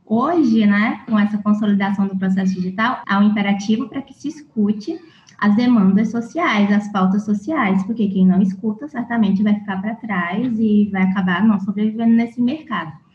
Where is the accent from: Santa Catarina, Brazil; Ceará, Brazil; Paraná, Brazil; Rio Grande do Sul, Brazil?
Ceará, Brazil; Fortaleza; also born or lived in Rio de Janeiro / Niterói; now in Cuiabá, Brazil; Eu sou de Fortaleza, e passei um tempo estudando no Rio